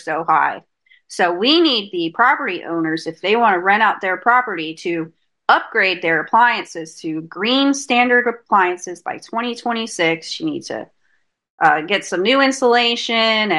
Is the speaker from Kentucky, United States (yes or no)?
no; Fort Myers, Florida, United States; now in Alachua County, United States; Fort Myers, my hometown, my family's homes were flooded in Hurricane Ian.